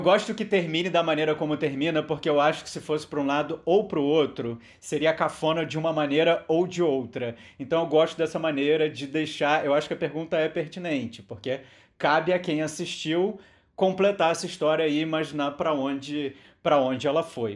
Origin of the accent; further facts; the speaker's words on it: Brazil; nós que somos brasileiros